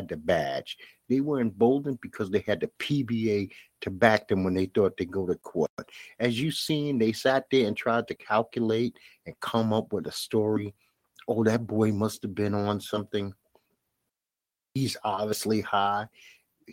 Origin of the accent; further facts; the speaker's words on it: New York City, New York, United States; A lot of us black inner city people, and I'm from Bed-Stuy, Brooklyn